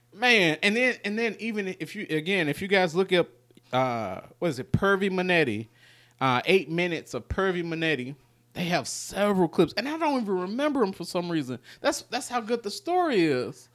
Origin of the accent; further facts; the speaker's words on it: Memphis, Tennessee, United States; we're from North Memphis